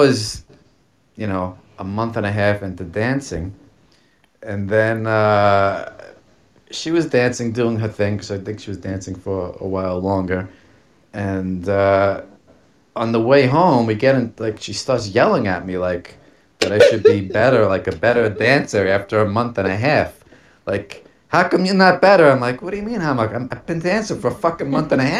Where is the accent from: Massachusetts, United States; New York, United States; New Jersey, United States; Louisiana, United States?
New York, United States; New York City; I am an Italian from Staten Island.